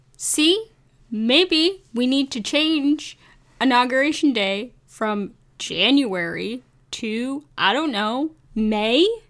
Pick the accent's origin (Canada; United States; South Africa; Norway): Canada; as a Canadian